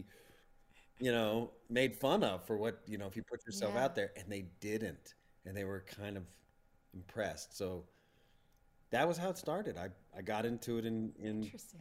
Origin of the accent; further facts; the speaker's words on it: Plano, Texas, United States; I grew up in Plano, Texas